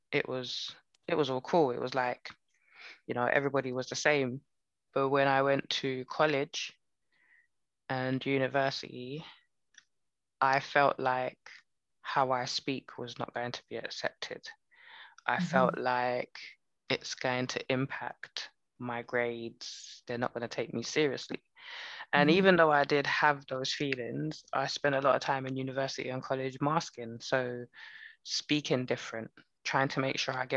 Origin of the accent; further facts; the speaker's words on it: United Kingdom; I'm Jamaican, I'm Barbadian. Do I define myself as British? Well, I was born here